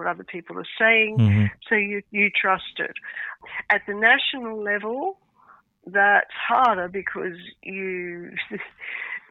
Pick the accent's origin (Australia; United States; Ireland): Australia; moved away; also born or lived in United Kingdom / France; I'm Australian by origin